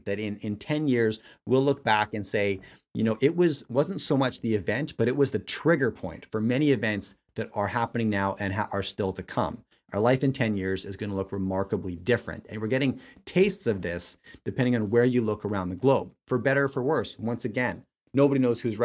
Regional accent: Canada; I'm Canadian

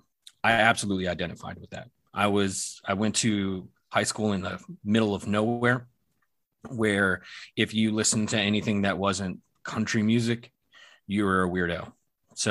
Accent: Wilmington, North Carolina, United States; my hometown of Wilmington, North Carolina

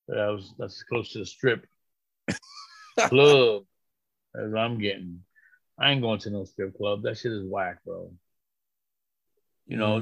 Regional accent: New York, United States; moved away as an adult; also born or lived in Puerto Rico; now in New Jersey, United States; I'm from New York

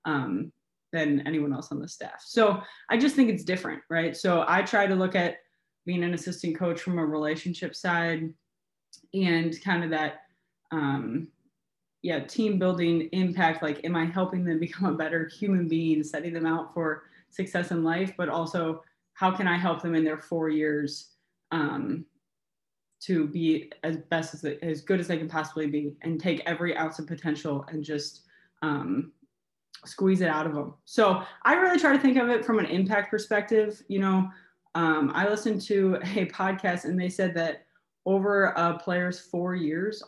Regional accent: Cincinnati, Ohio, United States; moved away as an adult; now in Michigan, United States; I'm originally from Cincinnati, Ohio. I moved home.

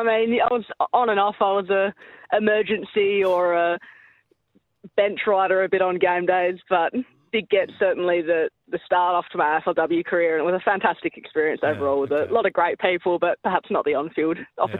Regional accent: Springton, South Australia, Australia; also born or lived in Adelaide; after I moved up from Barossa and was part time in the city, playing at the local there. But yeah, home is Springton near Barossa Valley.

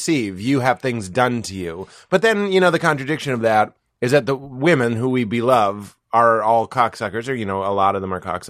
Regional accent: Lexington, Massachusetts, United States; moved away; I'm from Lexington

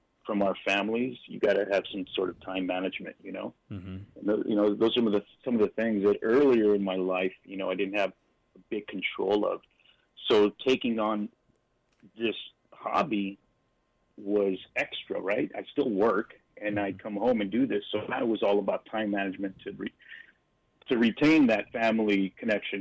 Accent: Long Beach, California, United States; I grew up in Long Beach, which is a coastal city here in California, up until the age of 10. Then we moved out to a little bit called Montana

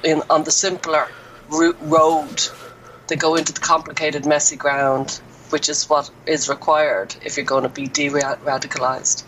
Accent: Dublin, Leinster, Ireland; moved away as an adult; now in Offaly, Ireland; I'm from Dublin. I'm actually in the bedroom I grew up in.

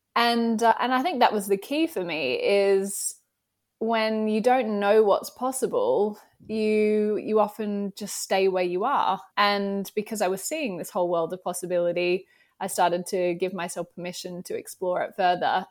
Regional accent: Australia; accent: Australian; moved away as an adult; now in United Kingdom; my Australian accent. I live in the U K, but I am originally from Australia.

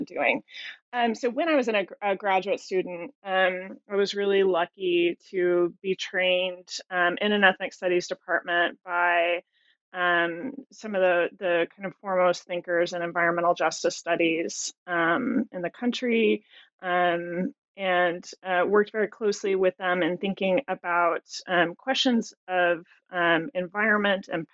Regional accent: Albuquerque, New Mexico, United States; moved away; I am originally from Albuquerque, New Mexico

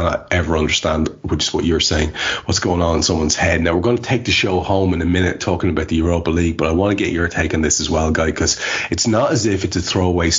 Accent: Ireland; as an Irish lad

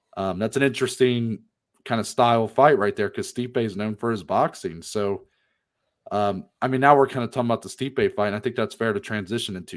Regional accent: Ohio, United States; we are from Ohio

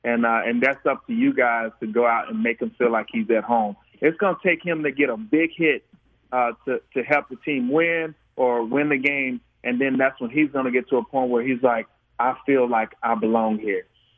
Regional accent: Pine Bluff, Arkansas, United States; And I'm from Pine Bluff, Arkansas

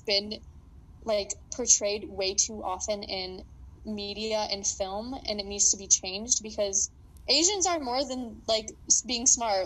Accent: Idaho, United States; also born or lived in New York; I was born in New York and I live mainly in Idaho for the majority of my life.

